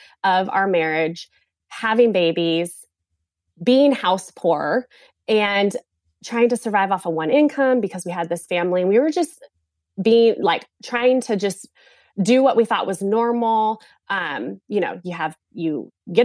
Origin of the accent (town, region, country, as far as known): California, United States; moved away as an adult; now in South Carolina, United States